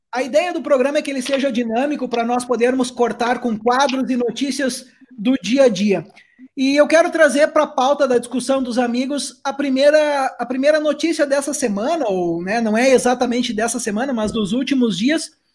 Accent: Brazil; now in Portugal; nós somos brasileiros

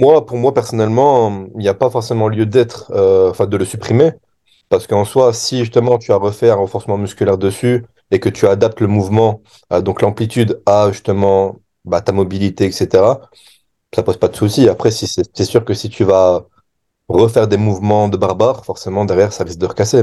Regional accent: France; en tant que Français

